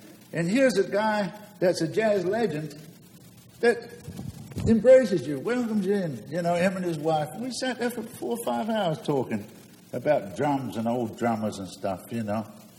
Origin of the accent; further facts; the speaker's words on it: London, United Kingdom; now in United States; I'm a drummer. I came from London.